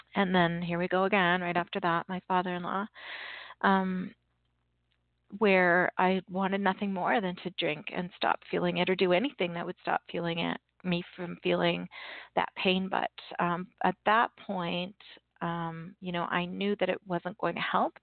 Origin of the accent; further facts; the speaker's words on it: Canada; I'm Canadian